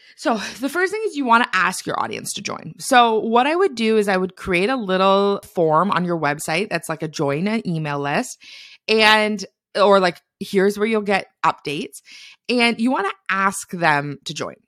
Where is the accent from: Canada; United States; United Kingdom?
Canada; I'm a Canadian